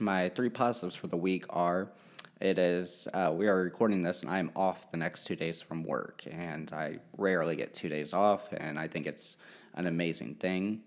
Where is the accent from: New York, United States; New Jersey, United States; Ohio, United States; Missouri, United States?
Ohio, United States; Hamilton; also born or lived in Russia; we grew up in Cincinnati or Hamilton, Ohio for the first sixteen years of my life